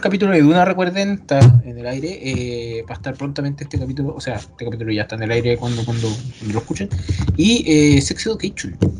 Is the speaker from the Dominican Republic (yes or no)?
no; Chile; Somos chilena.